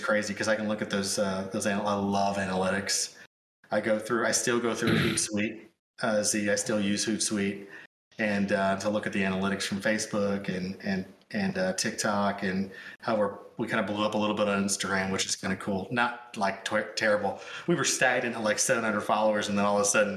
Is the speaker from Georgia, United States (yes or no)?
no; Sikeston, Missouri, United States; We were at the Sykeston City Jail at my hometown